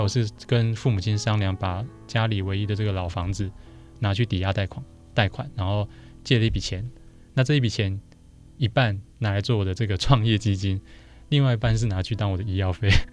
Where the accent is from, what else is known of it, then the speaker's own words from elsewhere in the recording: Zhongli, Taoyuan, Taiwan; 我老家就是等于是就婆家。娘家在卤煮 ，那婆家在中立